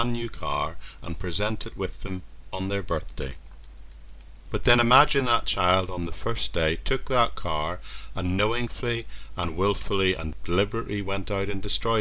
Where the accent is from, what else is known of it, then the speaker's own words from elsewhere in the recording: near Strangford Lough, Northern Ireland, United Kingdom; I grew up in Northern Ireland near an area called Strangford Loch